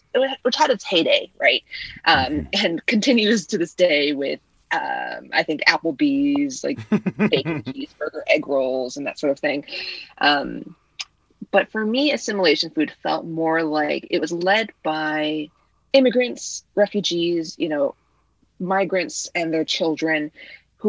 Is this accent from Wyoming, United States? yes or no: no; Illinois, United States; first language Vietnamese; English is a second language; Vietnamese was my first language, and I was born in Illinois, but I was raised by my grandparents